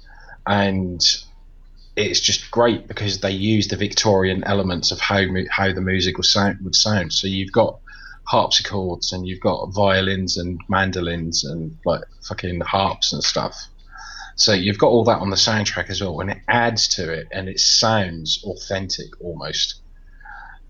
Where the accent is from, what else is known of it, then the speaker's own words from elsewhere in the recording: United Kingdom; I'm British